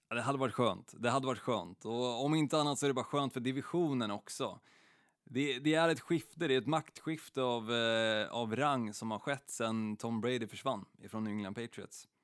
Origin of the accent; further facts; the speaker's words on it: Stockholm, Stockholm County, Sweden; i Stockholm, ehm, där jag är uppvuxen